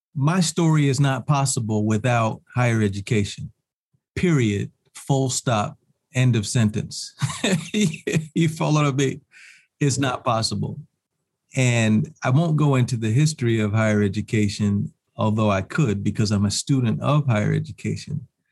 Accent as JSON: {"language": "English", "town": "New York City", "region": "New York", "country": "United States", "also_born_or_lived": "Champaign-Urbana, Illinois / Washington, D.C.", "said": "I hail from Harlem, New York"}